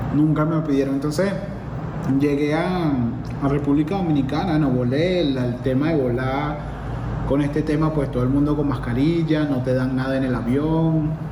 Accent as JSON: {"language": "Spanish", "country": "Venezuela", "moved": "yes", "said": "soy venezolano"}